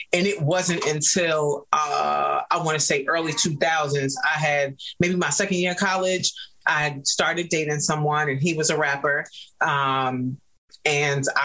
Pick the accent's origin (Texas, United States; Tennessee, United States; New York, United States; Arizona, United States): New York, United States; New York City; I grew up in New York City